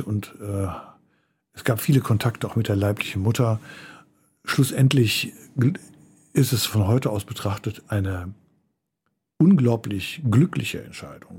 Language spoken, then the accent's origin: German; Förde, Germany; wo ich aufgewachsen bin, dieser Ort, ich nannte ihn schon Förde, das war ja das war ein Dorf